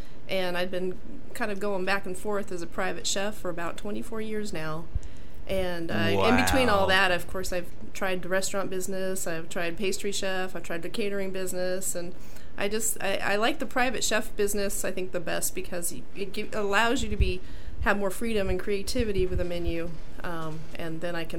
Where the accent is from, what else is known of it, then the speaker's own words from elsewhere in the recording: Chico, California, United States; moved away; also born or lived in Ventura, California / Ojai, California / Santa Barbara, California / San Diego, California; Well, I was born in Chico, California, Northern California.